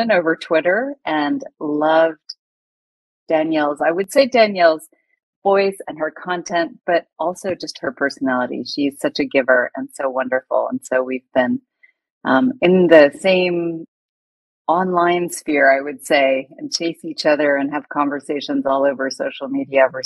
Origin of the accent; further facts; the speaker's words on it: United States; moved away as an adult; now in Hong Kong; I've lived in Hong Kong for 2 decades, but I'm originally American